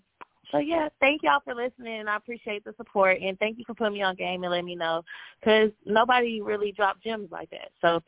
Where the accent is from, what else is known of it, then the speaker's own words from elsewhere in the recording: Atlanta, Georgia, United States; I'm from Atlanta, born and raised.